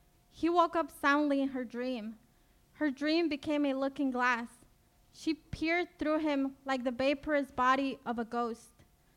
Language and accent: English; Ecuador; now in United States; I got advanced parole to return to my home country, Ecuador